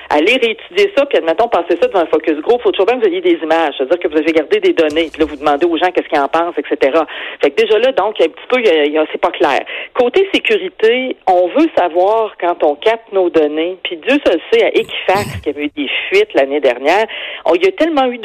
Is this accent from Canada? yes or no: yes; Quebec City, Quebec, Canada; je viens de Québec, là, la Sainte-Foy